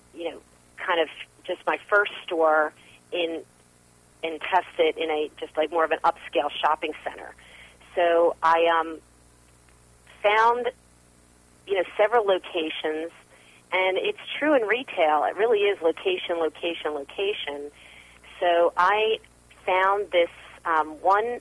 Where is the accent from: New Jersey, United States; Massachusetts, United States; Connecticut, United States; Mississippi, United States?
New Jersey, United States; moved away; also born or lived in Manhattan, New York; I grew up in New Jersey, so I'm a Jersey girl